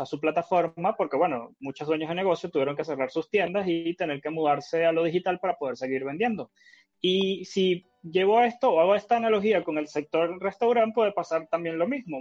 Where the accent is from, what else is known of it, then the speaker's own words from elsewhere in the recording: Venezuela; now in Chile; en Venezuela, que es de donde yo soy